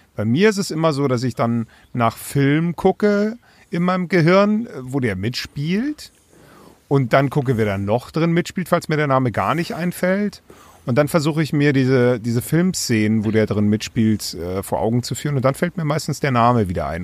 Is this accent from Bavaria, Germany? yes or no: yes; Bavaria, Germany; moved away